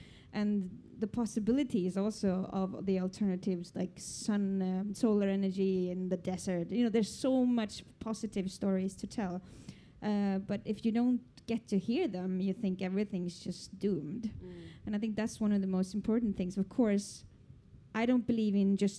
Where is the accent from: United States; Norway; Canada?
Norway; I come from Norway, you know, our biggest income is oil and gas